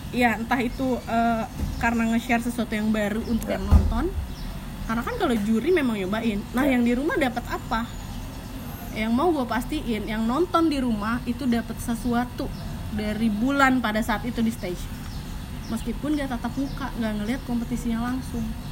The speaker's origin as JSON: {"language": "Indonesian", "town": "Sumedang", "region": "West Java", "country": "Indonesia", "also_born_or_lived": "Bandung", "said": "gue orang Sunda"}